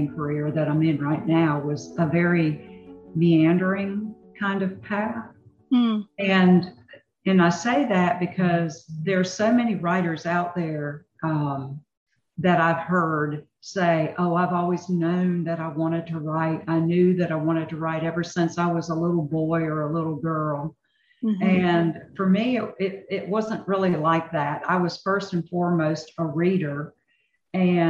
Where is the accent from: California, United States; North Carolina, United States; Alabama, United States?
North Carolina, United States; I'm born and raised in North Carolina